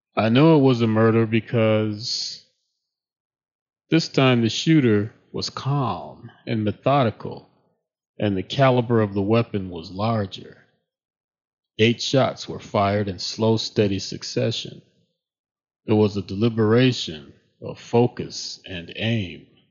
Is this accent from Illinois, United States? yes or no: yes; Chicago, Illinois, United States; I grew up in Chicago